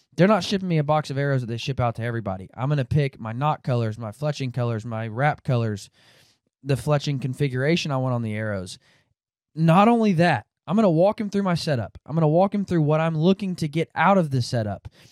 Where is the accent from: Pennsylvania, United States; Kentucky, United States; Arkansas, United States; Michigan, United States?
Arkansas, United States; Northwest; now in Kansas, United States; I'm from Arkansas, um, Northwest Arkansas